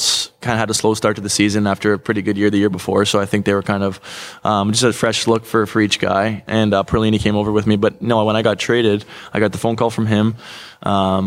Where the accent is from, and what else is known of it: Toronto, Ontario, Canada; born or raised there